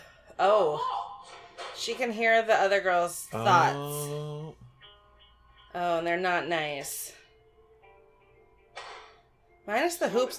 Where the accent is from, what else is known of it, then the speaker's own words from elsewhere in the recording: Maine, United States; we're from Maine.